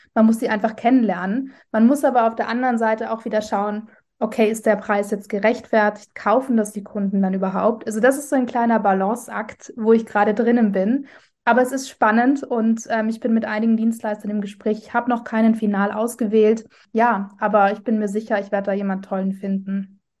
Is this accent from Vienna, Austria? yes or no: yes; Vienna, Austria; ich komme ursprünglich aus Wien